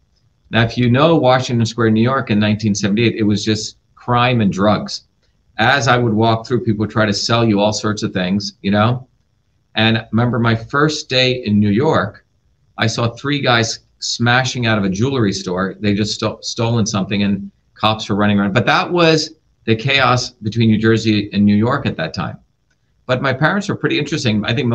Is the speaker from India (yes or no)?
yes; India; because I had a deep interest in medicine growing up in India, watching my grandmother, who was a traditional healer.